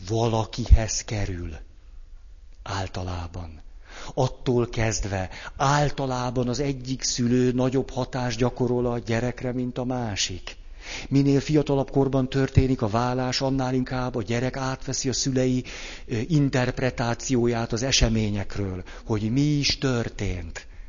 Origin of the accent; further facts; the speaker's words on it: Hungary; kicsiny hazánkban rengeteg elgyászolatlan fájdalom és sérelem van azzal kapcsolatban, hogy mi egy kemény, meg egy puha diktatúrában nőttünk föl